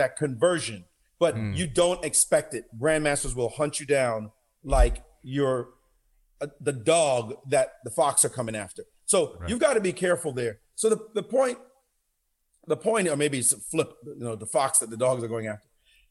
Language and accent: English; Kingston, Jamaica; moved away; also born or lived in Brownsville, Brooklyn, New York, United States; growing up in Jamaica, the kind of crazy life we grew up in, the violent setting